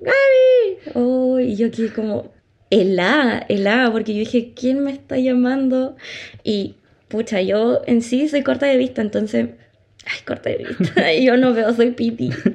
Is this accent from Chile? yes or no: yes; Chile; nosotros somos residentes de Chile